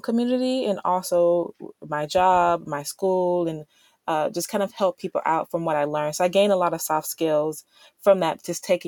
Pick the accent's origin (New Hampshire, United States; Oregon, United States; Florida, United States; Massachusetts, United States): Florida, United States; Miami; now in South Carolina, United States; my hometown of Miami